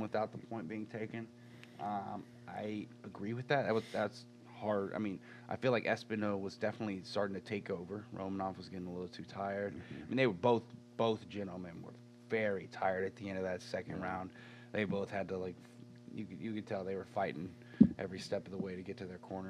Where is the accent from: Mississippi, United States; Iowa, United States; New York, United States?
Mississippi, United States; I'm from Mississippi. I got a little bit of that Mississippi pride in me.